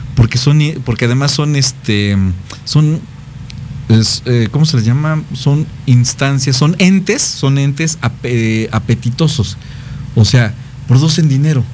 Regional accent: Mexico; como mexicanos, como latinos

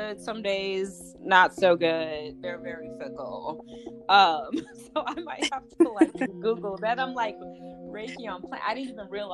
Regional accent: Chicago, Illinois, United States; moved away as an adult; now in Los Angeles, United States; Chicago, my hometown

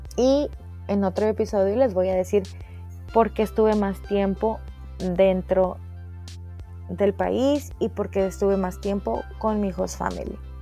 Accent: Cuatro Ciénegas, Coahuila, Mexico; moved away as an adult; also born or lived in Saltillo; now in United States; yo soy coahuilense, eh, soy de Cuatro Ciénegas, del hermoso pueblo de Cuatro Ciénegas

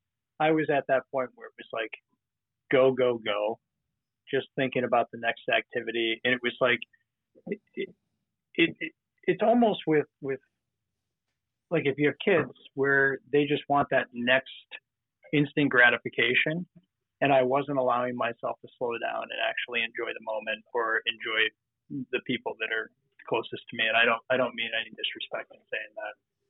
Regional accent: Minneapolis, Minnesota, United States; now in New York, United States; So I came from Minneapolis about 5 years ago to the great state of New York.

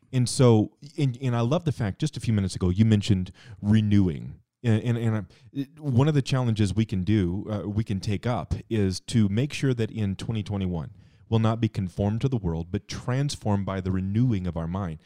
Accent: Cheyenne, Wyoming, United States; when I was a kid, I grew up here in Cheyenne.

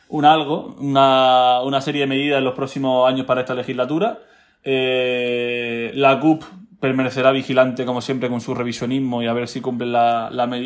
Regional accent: Spain; un acuerdo de última hora, como siempre lo hacemos todos los españoles, porque muy catalanes que sean, siguen siendo españoles.

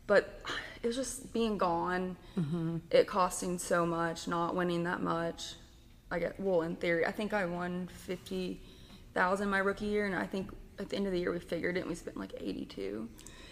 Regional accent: Pittsburg, Texas, United States; born or raised there

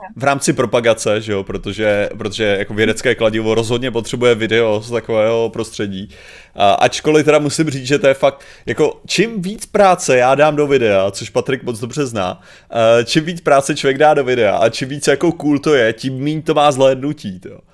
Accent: Czechia; já jako Čech

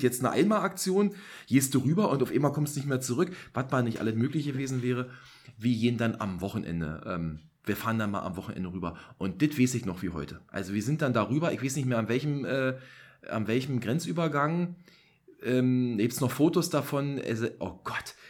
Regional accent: East Germany, Germany; born or raised there

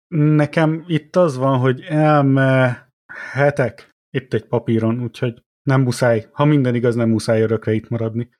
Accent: Miskolc, Borsod-Abaúj-Zemplén, Hungary; also born or lived in Tullamore, Ireland; now in Ireland; én Miskolci vagyok, én tudom, én jártam ott

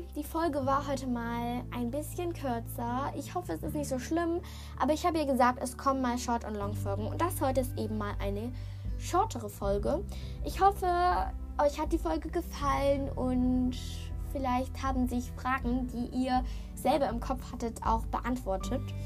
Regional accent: Germany; ich bin in Deutschland geboren

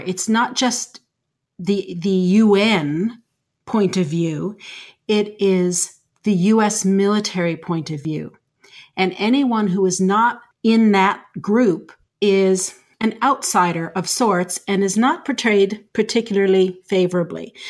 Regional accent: Canada; I'm Canadian and I live in Canada

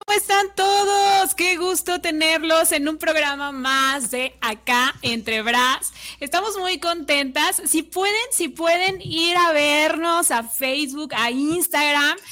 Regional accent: Mexico; nuestra tradición aquí en México

